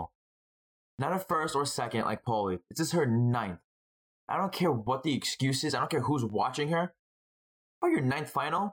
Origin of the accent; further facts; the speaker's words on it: New York City, New York, United States; I'm from Brooklyn. Nets fan.